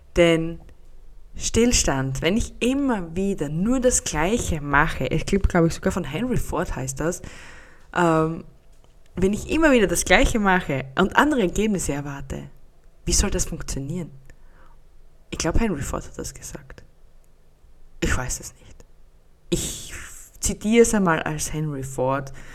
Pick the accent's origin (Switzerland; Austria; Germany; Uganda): Austria; Bei uns in Österreich